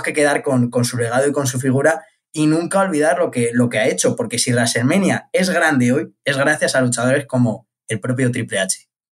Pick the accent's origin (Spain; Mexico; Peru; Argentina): Spain; yo como español